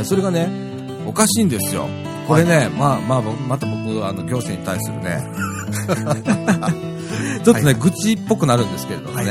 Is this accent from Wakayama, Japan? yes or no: yes; Shirahama, Wakayama, Japan; moved away; うちの実家もね、岡山県の